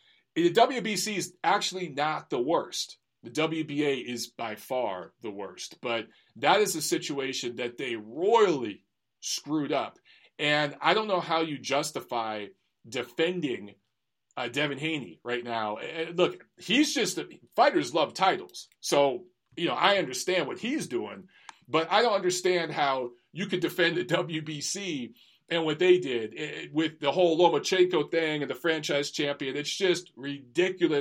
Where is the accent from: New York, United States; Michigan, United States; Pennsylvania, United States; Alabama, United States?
Michigan, United States; Detroit; moved away; I grew up in Michigan. I'm from Detroit.